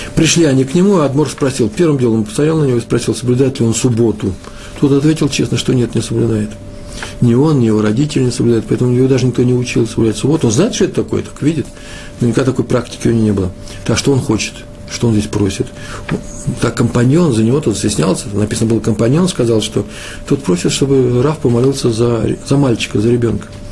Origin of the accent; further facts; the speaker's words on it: Russia; я из России.